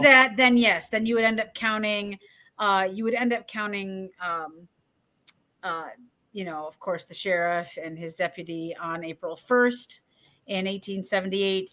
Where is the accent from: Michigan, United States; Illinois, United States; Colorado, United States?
Michigan, United States; I'm from Michigan, Midwesterners